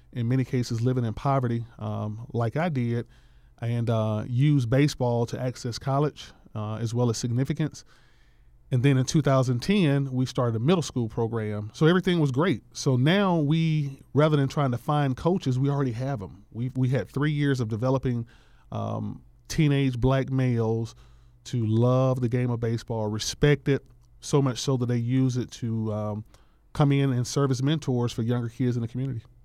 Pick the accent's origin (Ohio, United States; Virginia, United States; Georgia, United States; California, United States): Georgia, United States; Atlanta; I was born and raised in Bankhead